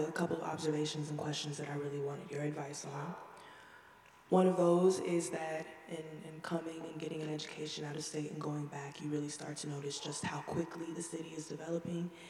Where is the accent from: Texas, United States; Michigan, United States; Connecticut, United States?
Texas, United States; Houston; moved away as an adult; I'm from a red state, Texas. I'm blessed enough to be from Houston, where it's mostly blue